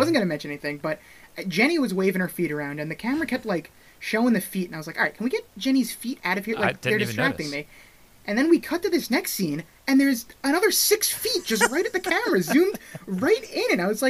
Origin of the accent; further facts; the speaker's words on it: Brooklyn, New York, United States; I am from Brooklyn.